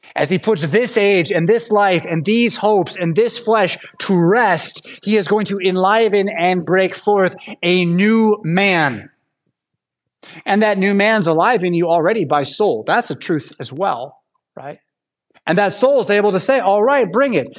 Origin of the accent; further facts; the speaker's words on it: United States; as an American